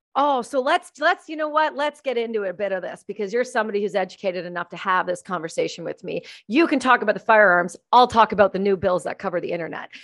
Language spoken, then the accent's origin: English; Canada; now in British Columbia, Canada; being a Canadian